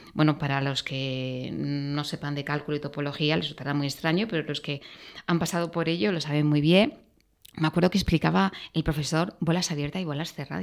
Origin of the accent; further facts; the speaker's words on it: a small town near Granada, Andalusia, Spain; moved away; also born or lived in Madrid; mi padre era de Madrid, em, yo soy andaluza por la parte de mi madre